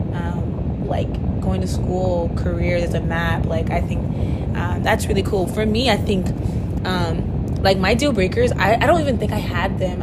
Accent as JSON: {"language": "English", "area": "Palm Beach County", "region": "Florida", "country": "United States", "lives_now": "Miami, United States", "said": "I am from Palm Beach County, the good old 561. But my family's from Haiti"}